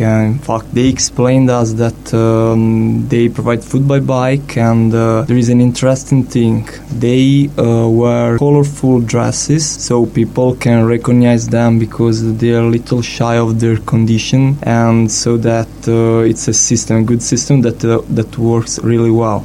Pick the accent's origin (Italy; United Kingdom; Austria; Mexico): Italy; I'm from Italy